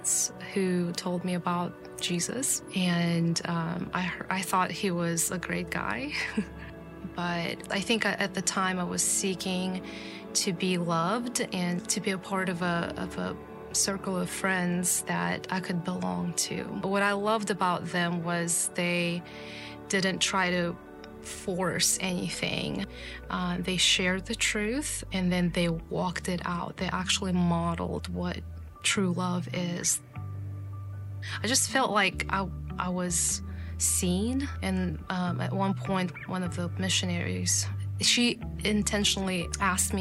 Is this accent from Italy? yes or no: no; Kazakhstan; moved away; I grew up in Kazakhstan